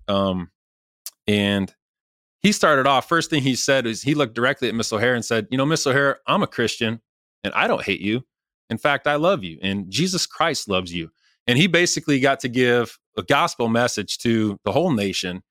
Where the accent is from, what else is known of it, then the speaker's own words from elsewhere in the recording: Rensselaer, Indiana, United States; Rensselaer, my hometown